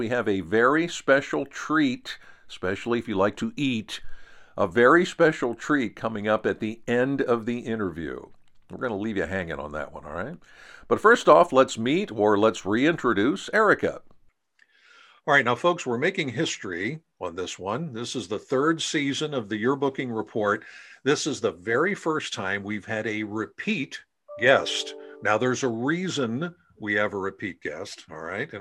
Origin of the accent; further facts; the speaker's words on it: Central Pennsylvania, United States; I'm from Central Pennsylvania